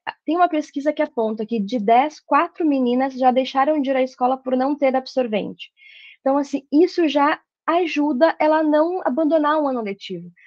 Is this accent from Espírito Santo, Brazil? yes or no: no; Santa Maria, Rio Grande do Sul, Brazil; moved away; eu sou de Santa Maria, a minha formação foi lá, técnico, graduação, mestrado